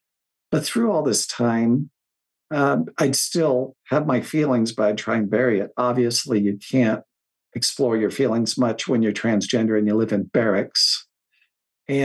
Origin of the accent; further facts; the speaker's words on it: Coventry, Rhode Island, United States; I lived in Coventry. So it's Central West.